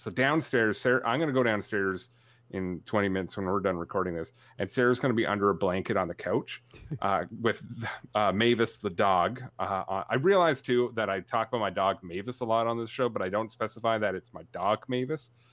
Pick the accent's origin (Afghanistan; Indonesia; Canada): Canada; I'm Canadian. I'm tough